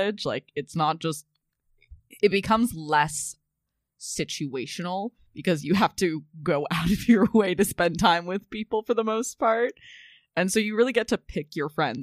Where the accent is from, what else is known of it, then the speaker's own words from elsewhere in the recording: Massachusetts, United States; moved away as an adult; now in New York City, United States; I'm from Massachusetts